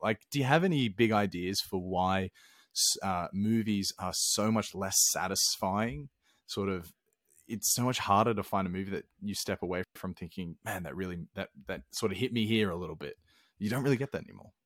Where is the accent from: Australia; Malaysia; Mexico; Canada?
Australia; now in Sweden; I'm from Australia